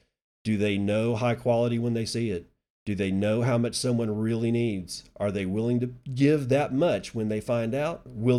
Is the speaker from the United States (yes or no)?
yes; Texas, United States; To make it simple, I come from Texas dirt, and thus I've lived a life of grit with a form of strength you find from pioneering spirits that created me.